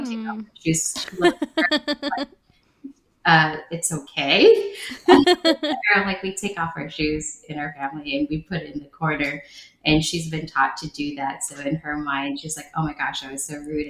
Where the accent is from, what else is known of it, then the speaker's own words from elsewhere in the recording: United States; English is a second language; also born or lived in Nha Trang, Vietnam; I grew up in America, you know, I was about 6 or 7. I was a teenager in America